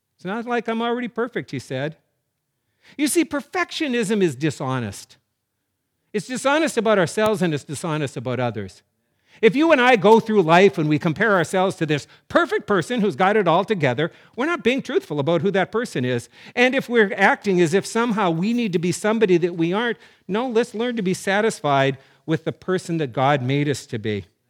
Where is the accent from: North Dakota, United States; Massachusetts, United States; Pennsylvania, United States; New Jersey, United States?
North Dakota, United States; Growing up in North Dakota